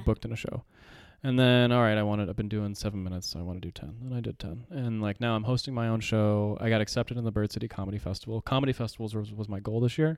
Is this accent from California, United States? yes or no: yes; Yucaipa, California, United States; now in Arizona, United States; I grew up in Southern California